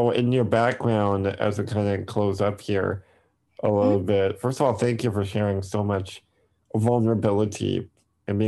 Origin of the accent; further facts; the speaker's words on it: near Milwaukee, Wisconsin, United States; I'm from Wisconsin, near the Milwaukee area